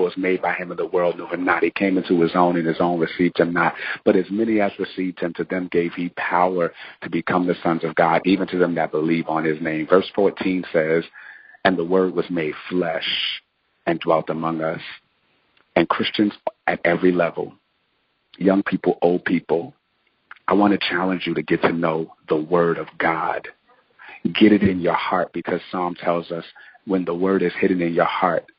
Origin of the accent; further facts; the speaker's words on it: New Jersey, United States; moved away as an adult; now in Durham, United States; I'm from New Jersey, have always lived in New Jersey